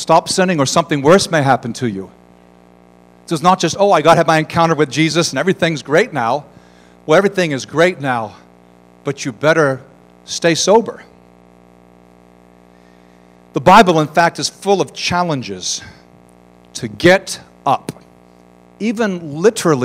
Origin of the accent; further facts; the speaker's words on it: United States; I'm an American